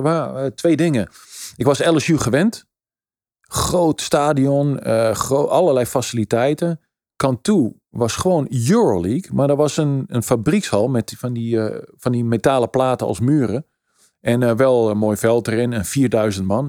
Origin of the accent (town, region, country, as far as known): Netherlands; moved away; also born or lived in United States / Italy